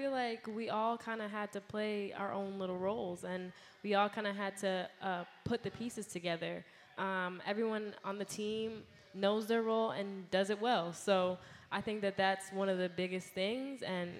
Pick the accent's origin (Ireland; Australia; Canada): Canada; Toronto, Ontario; I mean, I'm originally from Toronto, so we also get snow up there, but Buffalo was a completely different story.